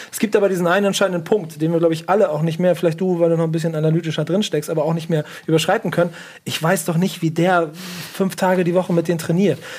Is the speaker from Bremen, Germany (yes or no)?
yes; Bremen, Germany; also als Bremer war es schon immer so